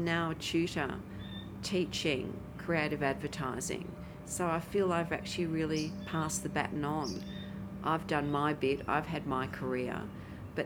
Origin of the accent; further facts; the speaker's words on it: Perth, Western Australia, Australia; moved away as an adult; also born or lived in Sydney; now in Perth, Australia; coming back to Perth would be a natural thing for me